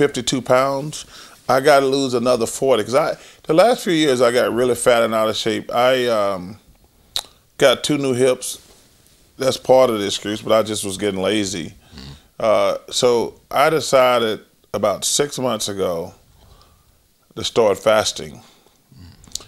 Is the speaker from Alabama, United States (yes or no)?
yes; Leeds, Alabama, United States; moved away; growing up in Alabama